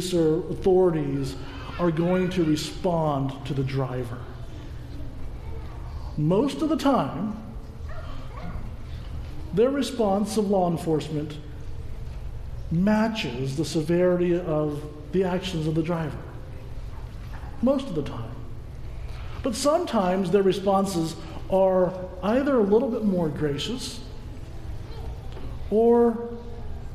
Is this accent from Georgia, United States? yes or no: yes; Georgia, United States; moved away; I was a young boy growing up in Georgia